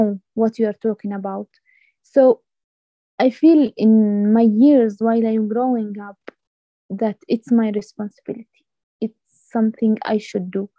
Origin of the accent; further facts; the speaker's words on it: Masafer Yatta, West Bank, Palestine; growing up in Masafriyat, even as a young woman or a young man, it's really difficult